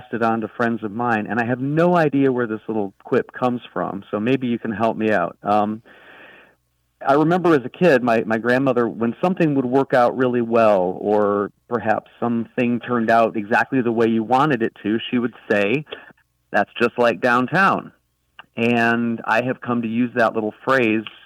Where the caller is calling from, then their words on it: Jacksonville Beach, Florida, United States; I'm calling you from Jacksonville Beach, Florida